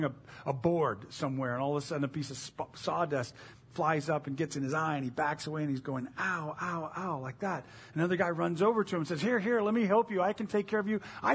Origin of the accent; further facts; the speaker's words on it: United States; we have as the American evangelical church